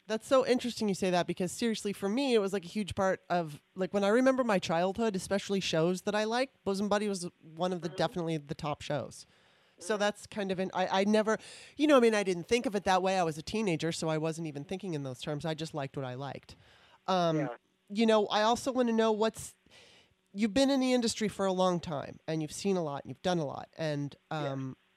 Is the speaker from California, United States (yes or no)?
yes; California, United States; moved away as an adult; also born or lived in Maryland; now in Washington, D.C., United States; I was from Maryland, moved out to California when I was nine in '77, and then moved back to the D.C. area um, in 2018